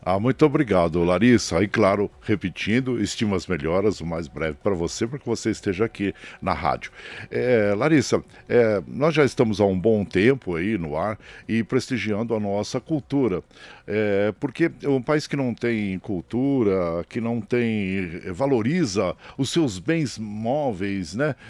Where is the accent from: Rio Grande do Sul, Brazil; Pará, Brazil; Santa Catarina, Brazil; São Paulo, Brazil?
São Paulo, Brazil; São Bernardo do Campo; also born or lived in Tapiraí; eu nasci em São Bernardo e do Campo, né? São Bernardo do Campo